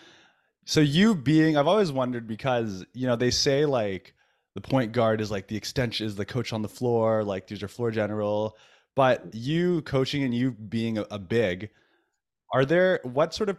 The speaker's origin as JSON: {"language": "English", "country": "Canada", "said": "as a Canadian basketball fan"}